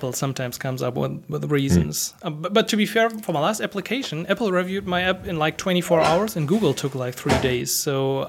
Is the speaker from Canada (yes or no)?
no; Germany; I'm from Germany